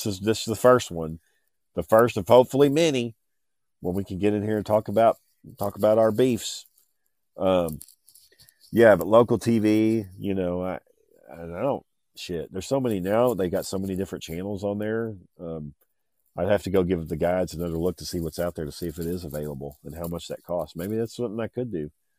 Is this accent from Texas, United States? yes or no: yes; Texas, United States; I am from Texas, where this podcast is coming out of Fort Worth. I've lived in Texas my whole life.